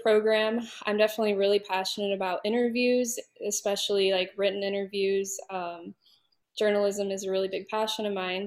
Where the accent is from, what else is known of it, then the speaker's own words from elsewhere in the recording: St. Louis, Missouri, United States; I'm from the St. Louis area